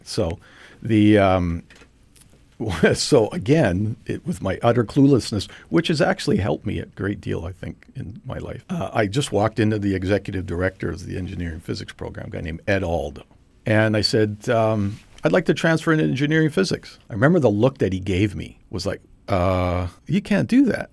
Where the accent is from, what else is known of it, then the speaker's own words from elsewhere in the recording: Trail, British Columbia, Canada; I was born and raised in Trail, B C, which is in the West Kootenays, southeastern part of British Columbia